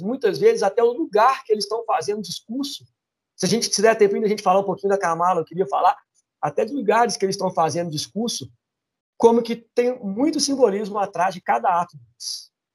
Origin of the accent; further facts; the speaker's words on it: Brazil; a gente pensando como brasileiro